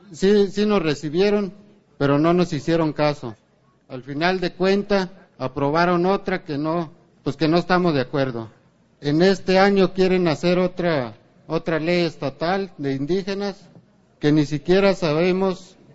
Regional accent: Mexico; Todos los que estamos aquí, los que somos de México, nos acordaremos de los acuerdos de San Andrés.

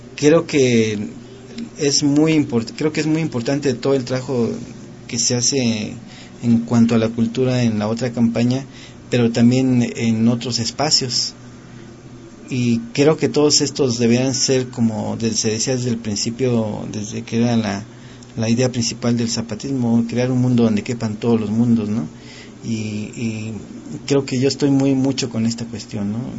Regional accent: Mexico; nuestro pueblo mexicano

